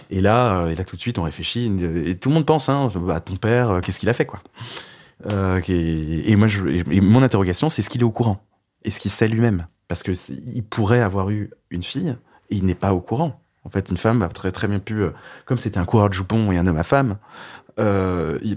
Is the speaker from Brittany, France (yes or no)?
yes; Brittany, France; je lui parle que je suis breton